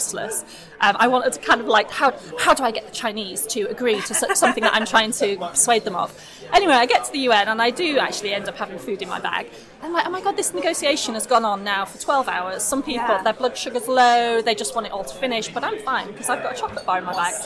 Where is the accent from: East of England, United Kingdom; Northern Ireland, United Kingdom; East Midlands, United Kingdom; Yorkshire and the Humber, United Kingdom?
Yorkshire and the Humber, United Kingdom; moved away as an adult; also born or lived in London; now in Boston, United States; I'm from Yorkshire originally